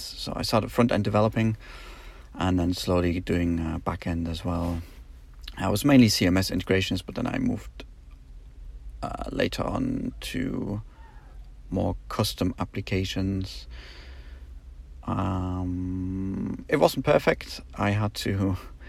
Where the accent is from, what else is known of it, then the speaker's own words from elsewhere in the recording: North East England, United Kingdom; moved away as an adult; also born or lived in Germany; now in Poland; I'm originally from Germany, where I spent the first 9 years of my life. And then we moved to the northeast of England, where I pretty much spent my childhood and young adult years.